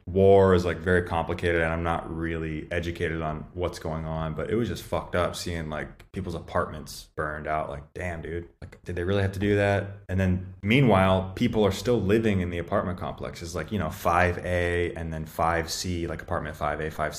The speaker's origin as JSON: {"language": "English", "country": "United States", "said": "I said USA"}